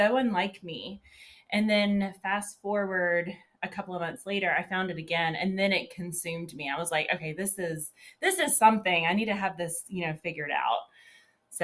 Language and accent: English; Georgia, United States; I was born and raised in Georgia. I still live here today.